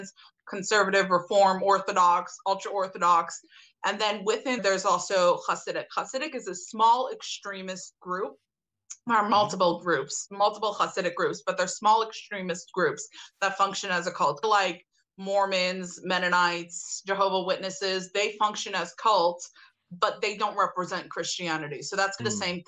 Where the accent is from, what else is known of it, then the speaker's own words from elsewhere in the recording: New York City, New York, United States; I grew up in Brooklyn, okay. New York.